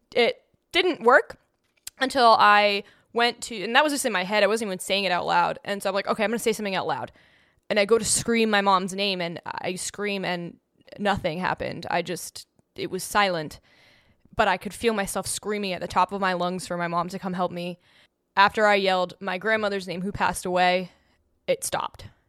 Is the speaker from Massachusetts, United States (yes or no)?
yes; New England, Massachusetts, United States; I grew up in New England, which is a place that is known to be haunted.